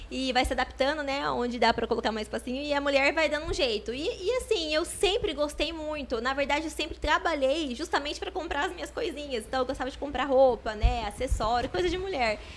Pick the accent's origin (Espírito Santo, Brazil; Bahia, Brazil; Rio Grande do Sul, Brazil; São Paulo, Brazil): São Paulo, Brazil; Botucatu; Sim, sou de Botucatu mesmo. Nascida aqui. E toda a minha família também. Nunca saí de Botucatu.